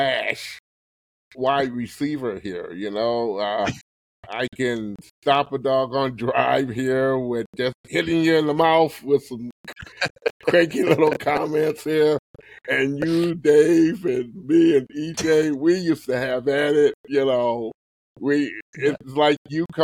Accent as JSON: {"language": "English", "region": "Michigan", "country": "United States", "tie": "born or raised there", "also_born_or_lived": "London, Ontario, Canada", "said": "I am a Canadian. From London, Ontario, Canada, there, originally born. And came down in the state of Michigan"}